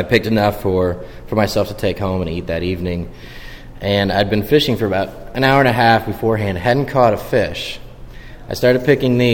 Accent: Indianapolis, Indiana, United States; I grew up in Indianapolis, a bigger city, of course

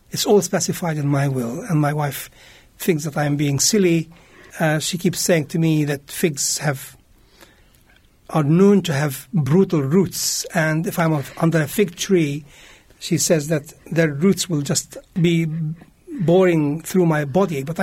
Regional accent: Jerusalem, Palestine; English is a second language; I was born in Jerusalem, East Jerusalem. I was uh, brought up there. I went to school there. My first school was a German school in Jerusalem

